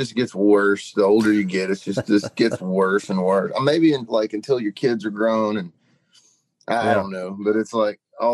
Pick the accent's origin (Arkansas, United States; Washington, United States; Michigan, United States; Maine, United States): Arkansas, United States; Monticello; moved away; I grew up Southeast Monticello, Arkansas